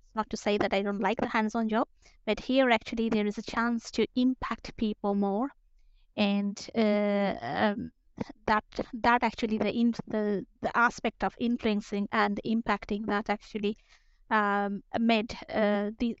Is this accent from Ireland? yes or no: no; Kolkata, West Bengal, India; moved away as an adult; also born or lived in Bangalore, India / France / United Kingdom; now in Stockholm, Sweden; I am from Calcutta, and then I started working in Bangalore